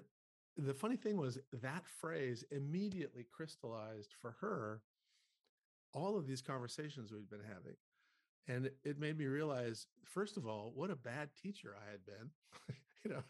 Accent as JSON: {"language": "English", "region": "North Dakota", "country": "United States", "tie": "born or raised there", "said": "I grew up in North Dakota, which is a very rural state in the U.S."}